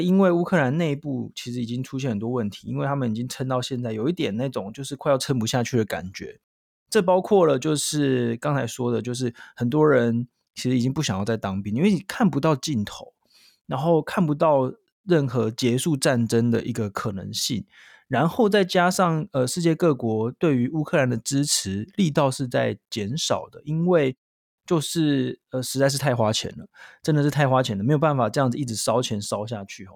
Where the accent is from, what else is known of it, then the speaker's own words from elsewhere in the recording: Taiwan; 那我们台湾人会怎么样看